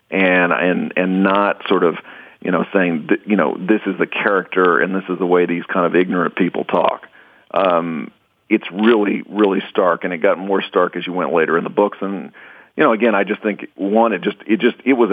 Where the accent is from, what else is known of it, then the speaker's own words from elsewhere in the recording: Fort Worth, Texas, United States; We're both from Fort Worth, Texas